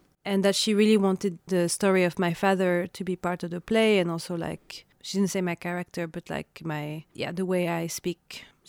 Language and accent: English; Paris, Île-de-France, France; now in Oslo, Norway; I grew up in Paris, in France, and my parents are both from Algeria.